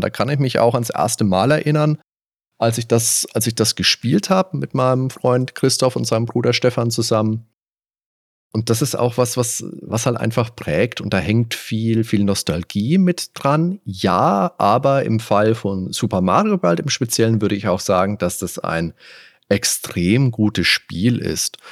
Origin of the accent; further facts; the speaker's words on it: Veitshöchheim, Bavaria, Germany; bin damals in Veitshöchheim zur Schule gegangen.